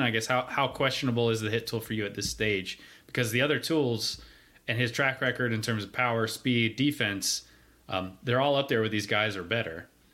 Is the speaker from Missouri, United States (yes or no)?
no; North Carolina, United States; how great my home state is